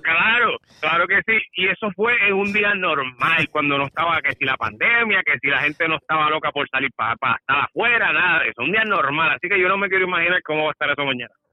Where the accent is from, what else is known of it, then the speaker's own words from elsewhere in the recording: Puerto Rico; sigo siendo boricua